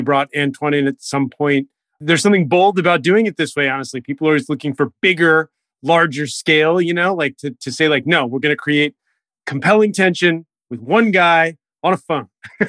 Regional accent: Los Angeles, California, United States; I know you're a West LA guy because I am. So I'm also from this

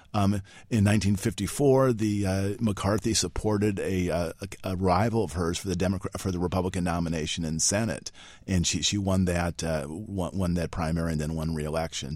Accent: Illinois, United States; moved away as an adult; now in Washington, United States; I'm from Illinois, went to Knox College in Galesburg, Illinois

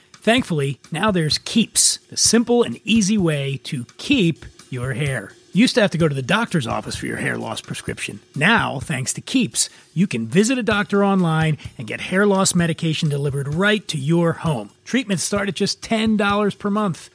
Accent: Philadelphia, Pennsylvania, United States; now in Los Angeles, United States; I'm from Philadelphia

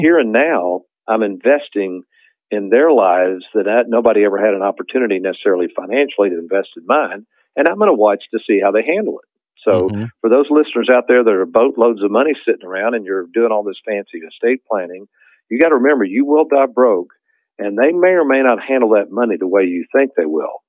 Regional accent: Lexington, Kentucky, United States; growing up in Lexington, Kentucky

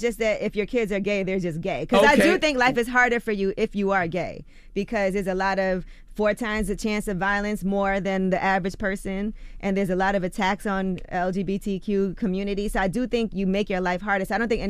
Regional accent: New York, United States; I'm from New York, so I've seen it all.

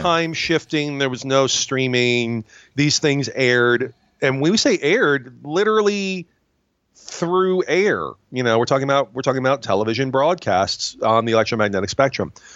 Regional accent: Binghamton, New York, United States; I'm from Binghamton, New York

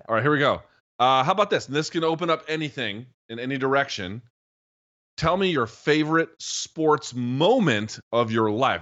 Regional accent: United States; asking as an American who's been to Canada a few times

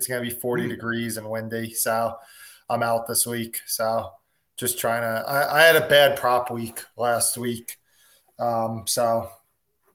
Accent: near Giants Stadium, New Jersey, United States; I grew up kind of near Giant Stadium.

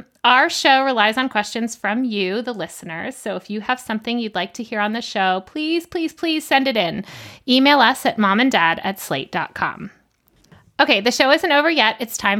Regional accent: Georgia, United States; I grew up in Georgia.

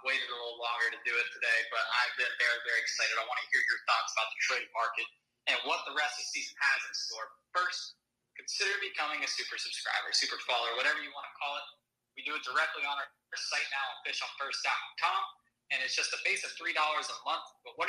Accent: Cincinnati, Ohio, United States; when the Marlins come to my hometown of Cincinnati.

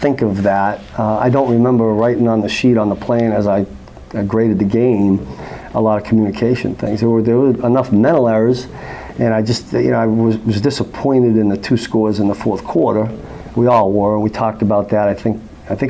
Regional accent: East Coast, United States; moved away; I grew up on the East Coast

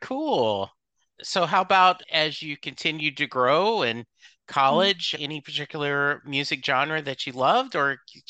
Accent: Lake Charles, Louisiana, United States; now in Dallas, United States; when I moved to Dallas from Lake Charles, I was confused that all these different college rivalries, because in Louisiana there's LSU and there's everything else, right?

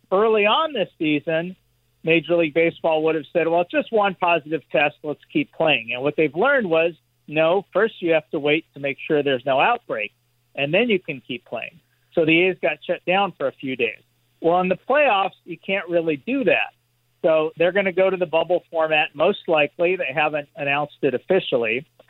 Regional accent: Los Angeles, California, United States; growing up in Los Angeles

